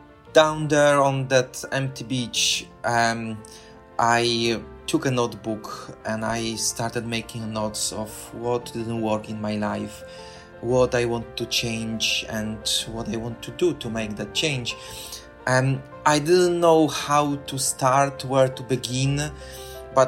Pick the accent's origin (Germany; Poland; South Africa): Poland; moved away as an adult; now in London, United Kingdom; I'm originally from Poland. I live for the past 21 years in London in United Kingdom.